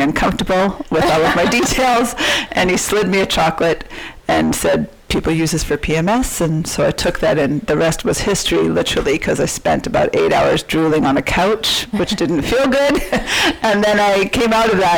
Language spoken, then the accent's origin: English; Vancouver, British Columbia, Canada; I grew up in East